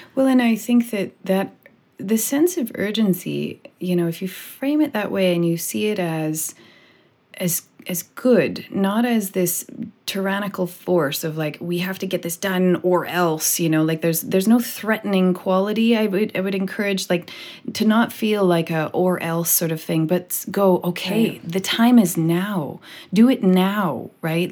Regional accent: British Columbia, Canada; I am a white person from Canada, born and raised in British Columbia

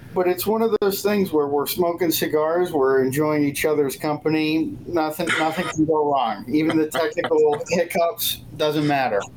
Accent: Erie, Pennsylvania, United States; moved away; a partner in a cigar lounge in Erie, Pennsylvania, my hometown

